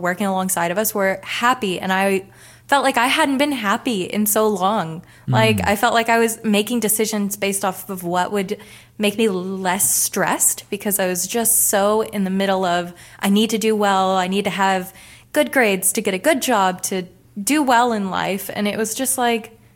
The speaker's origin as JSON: {"language": "English", "town": "Dallas", "region": "Texas", "country": "United States", "moved": "as an adult", "lives_now": "Australia", "said": "I'm from Dallas, Texas"}